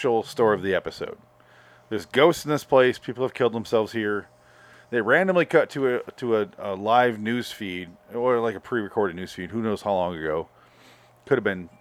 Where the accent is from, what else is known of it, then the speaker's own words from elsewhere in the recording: Michigan, United States; I grew up in Michigan.